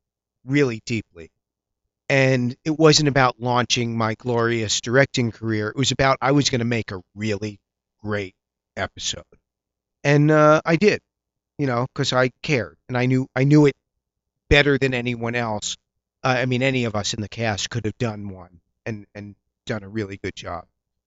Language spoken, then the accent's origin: English; East Coast, United States; You know, I'm a nerd from the East Coast from a liberal arts college.